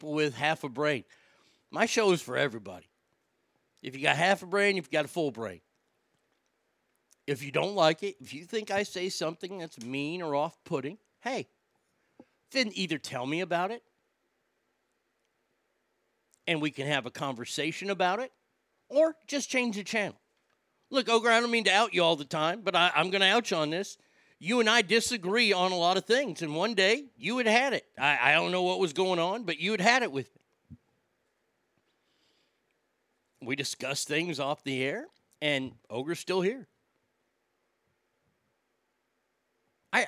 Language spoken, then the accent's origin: English; Texas, United States; I'm from Texas